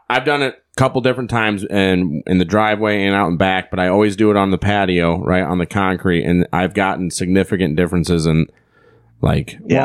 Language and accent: English; Iowa, United States; we're from here from Iowa